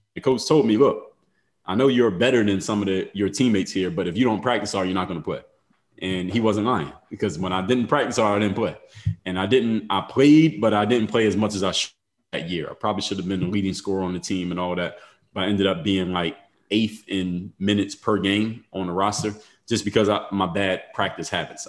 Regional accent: Philadelphia, Pennsylvania, United States; moved away as an adult; now in South Florida, United States; Now I'm from Philadelphia

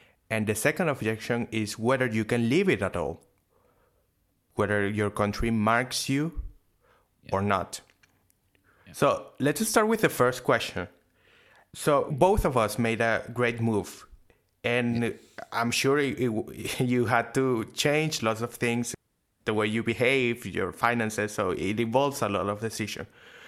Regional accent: Venezuela; now in Argentina; No, in Venezuela.

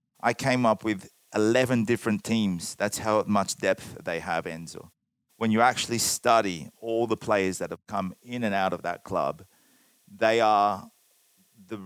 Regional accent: Australia; now in Italy; growing up in Australia

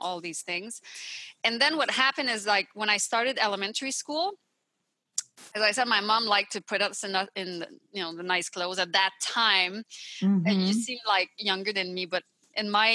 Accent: Montreal, Quebec, Canada; English is a second language; moved away as an adult; now in California, United States; I'm from the Montreal area in Quebec

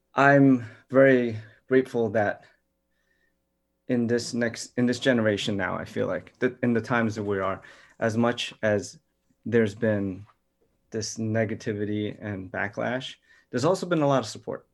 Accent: New York City, New York, United States; I grew up in New York City, Chinatown

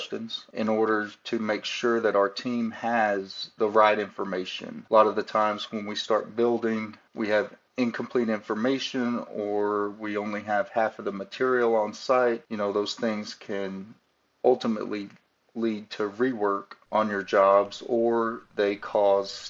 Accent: Wichita Falls, Texas, United States; moved away as an adult; also born or lived in Dallas-Fort Worth, Texas; now in Doral, United States; But I grew up and was born and raised in Texas in a small town, Wichita Falls

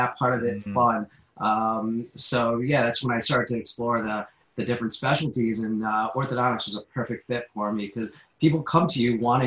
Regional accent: Connecticut, United States; also born or lived in New Jersey / Philadelphia; I grew up in Connecticut

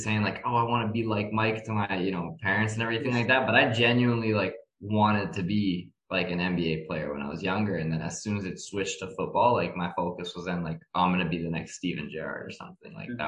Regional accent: Moscow, Russia; also born or lived in Toronto, Canada / Philadelphia, United States; So I was born in Canada. I was born in Toronto, but I really only lived there for about 10 months of my life. The rest of my time throughout basically my entire youth period was split between Moscow and Philadelphia.

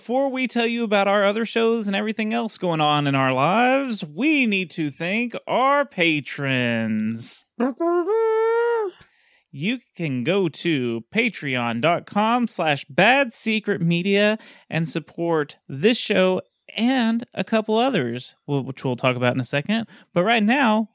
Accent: Texas, United States; I'm Texan

